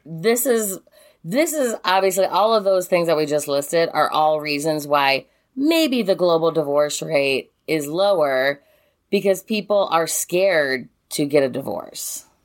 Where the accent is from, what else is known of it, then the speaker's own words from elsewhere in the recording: United States; growing up in America